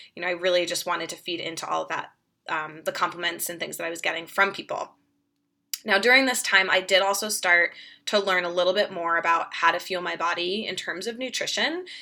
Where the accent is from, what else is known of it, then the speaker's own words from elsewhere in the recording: Boston, Massachusetts, United States; moved away as an adult; now in Denver, United States; I'm from Boston originally, so grew up outside of Boston